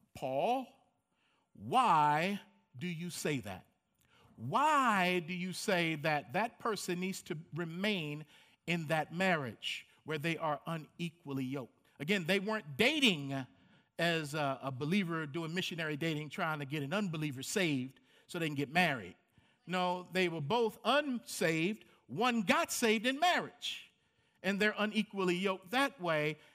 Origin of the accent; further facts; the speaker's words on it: Baltimore, Maryland, United States; Growing up in Baltimore, Maryland, um, of a lower middle income family